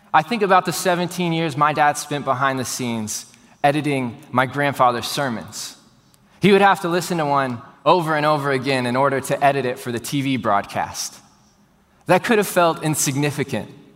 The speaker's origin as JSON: {"language": "English", "town": "Houston", "region": "Texas", "country": "United States", "tie": "born or raised there", "said": "born and raised in Houston, Texas, like I was"}